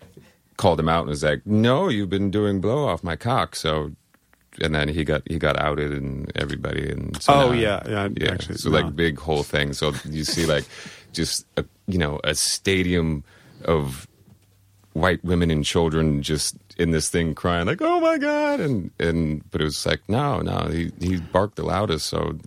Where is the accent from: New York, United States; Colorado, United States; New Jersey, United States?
Colorado, United States; also born or lived in Oslo, Norway / Washington / Tampa, Florida; So I was born in Oslo, Norway. And then I was there for 18 months. And then we'd be out in Washington for a few years. Then Tampa, Florida for a few years. And then Colorado. Went to high school, finished college in Colorado.